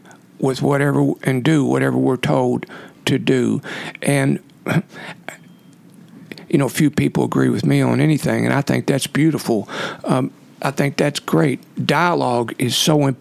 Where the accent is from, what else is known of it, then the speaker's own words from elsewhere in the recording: Ohio County, western Kentucky, United States; also born or lived in Iceland; I grew up in Ohio County in western Kentucky